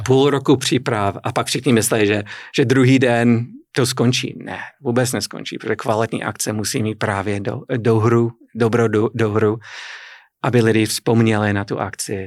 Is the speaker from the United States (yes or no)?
yes; Boston, Massachusetts, United States; Czech is a second language; moved away as an adult; now in Kladno, Czech Republic; Já jsem ze severovýchodu a tam z Nové Anglie, opravdu Nová Anglie jako, jako stará Anglie. Je to hodně evropské, evropská část Ameriky a e, moje rodné město je Boston. Jako jsem se narodil blízko Bostonu